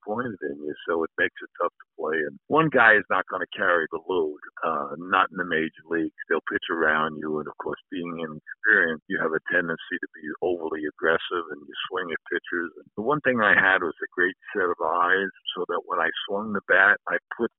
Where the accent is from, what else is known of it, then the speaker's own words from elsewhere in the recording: New York City, New York, United States; I was a Yankee fan growing up in the Bronx